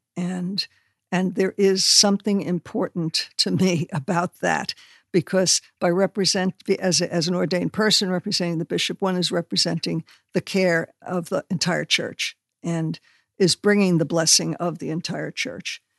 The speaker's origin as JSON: {"language": "English", "region": "New York", "country": "United States", "said": "I'm from New York"}